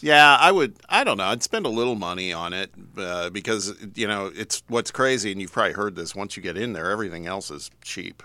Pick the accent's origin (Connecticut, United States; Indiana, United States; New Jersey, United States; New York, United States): Indiana, United States; Indianapolis; moved away; one of my teams would be in my hometown